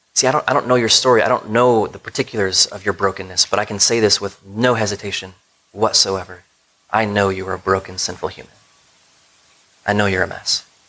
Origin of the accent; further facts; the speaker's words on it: United States; as American Christians